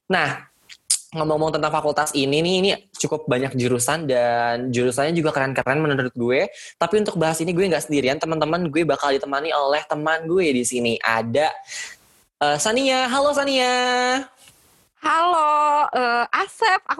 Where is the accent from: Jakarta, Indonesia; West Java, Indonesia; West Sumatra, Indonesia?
Jakarta, Indonesia; Mohon maaf Pak, uh, saya Betawi asli.